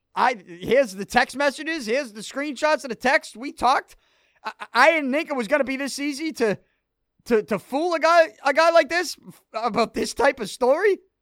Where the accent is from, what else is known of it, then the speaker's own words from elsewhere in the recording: Boston, Massachusetts, United States; I'm actually from Boston. I'm actually from this city